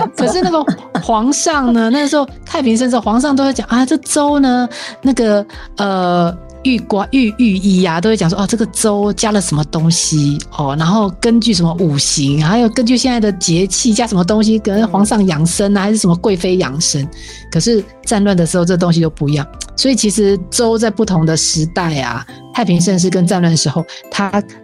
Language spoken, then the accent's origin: Chinese; Taiwan; 我们台湾人真的很厉害